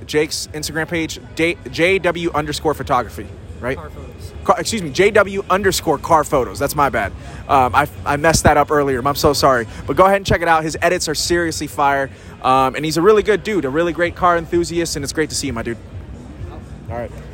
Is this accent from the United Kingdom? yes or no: no; Puerto Rico; moved away; I'm from Puerto Rico. My my, my peeps got hit by Fiona